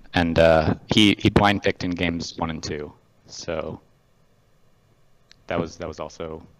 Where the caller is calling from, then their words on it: Bellevue, Washington, United States; Bellevue, Washington.